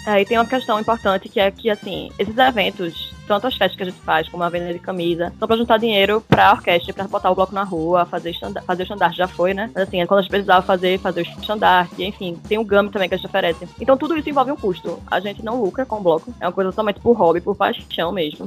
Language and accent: Portuguese; Olinda, Pernambuco, Brazil; eu sempre nasci e morei em Olinda